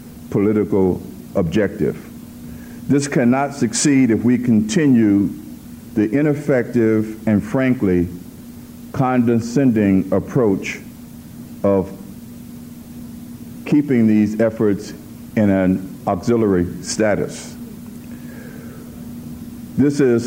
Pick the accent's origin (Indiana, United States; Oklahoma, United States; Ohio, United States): Ohio, United States; Cincinnati; I'm from Cincinnati